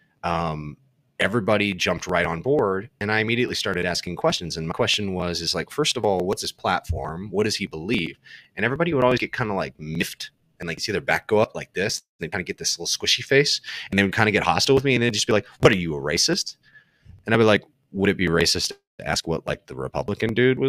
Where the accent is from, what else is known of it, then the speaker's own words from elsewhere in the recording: Southern California, United States; as a kid growing up in Southern California